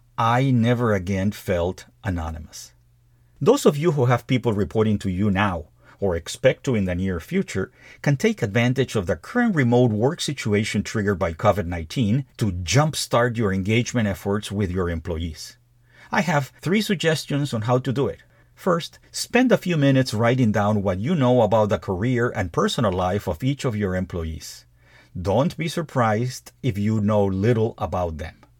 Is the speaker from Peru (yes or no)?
yes; Peru; moved away as an adult; also born or lived in United States; my home country of Peru